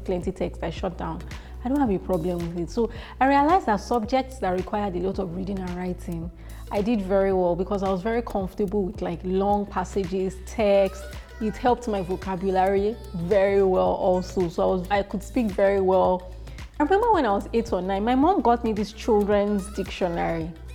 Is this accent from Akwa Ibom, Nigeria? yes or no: no; Warri, Delta, Nigeria; I was born in Warri, Delta State, and I spent the early part of my childhood there